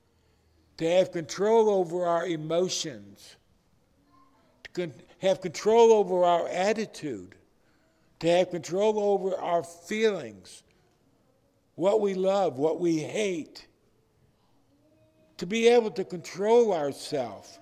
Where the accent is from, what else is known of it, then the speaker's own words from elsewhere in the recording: Detroit, Michigan, United States; I was raised in Detroit